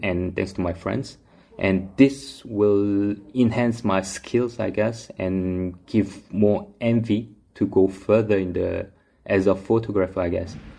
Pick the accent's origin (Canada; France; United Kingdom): France; moved away as an adult; also born or lived in South Korea; now in Seoul, South Korea; I grew up in France, lived there like 20 years, came back 10 years ago, and currently I'm based in Seoul